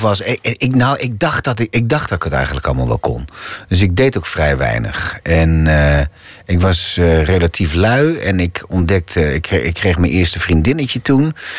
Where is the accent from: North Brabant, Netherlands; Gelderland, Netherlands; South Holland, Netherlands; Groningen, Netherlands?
Groningen, Netherlands; Hoogezand-Sappemeer; accent: Gronings; first language Gronings; Dutch is a second language; moved away as an adult; now in Amsterdam, Netherlands; ik ben opgegroeid in Hoge Zand, Sappemeer